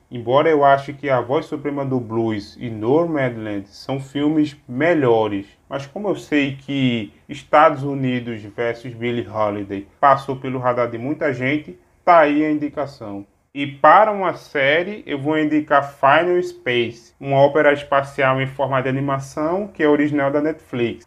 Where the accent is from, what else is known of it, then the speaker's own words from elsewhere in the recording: Pernambuco, Brazil; sou natural de Pernambuco, meu sotaque me entrega